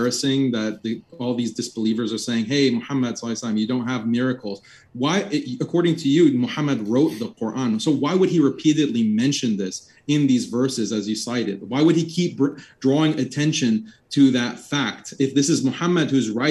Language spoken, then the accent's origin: English; Texas, United States; I was born and raised in Texas